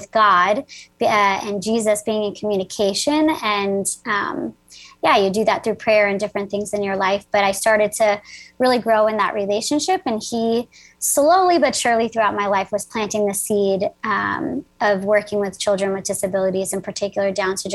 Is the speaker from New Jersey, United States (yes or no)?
yes; New Jersey, United States; I am from New Jersey, so I'm a Jersey girl.